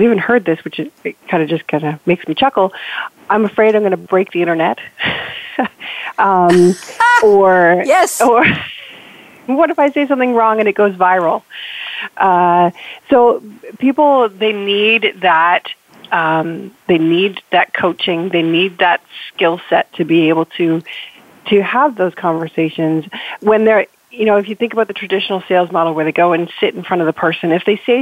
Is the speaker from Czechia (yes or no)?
no; Canada; I am so Canadian